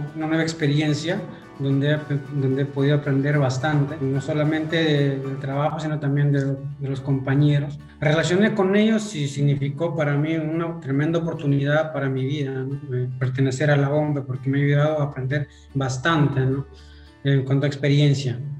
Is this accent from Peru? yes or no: yes; Yauli, Huancavelica, Peru; moved away as an adult; now in Pisco, Peru; Yo soy natural de Huancabelica. Eh, nací allá en un distrito Yauli. Crecí allá, estudié primaria, secundaria, también allá.